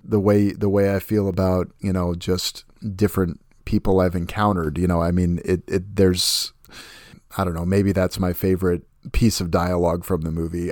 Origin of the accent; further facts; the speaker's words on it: Puyallup, Washington, United States; Puyallup, Washington is my hometown